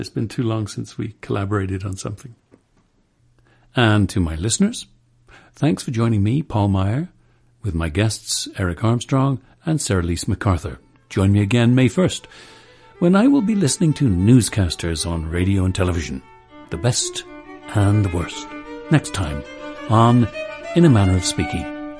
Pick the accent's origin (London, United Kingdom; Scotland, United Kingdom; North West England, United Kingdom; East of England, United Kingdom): London, United Kingdom; as a Londoner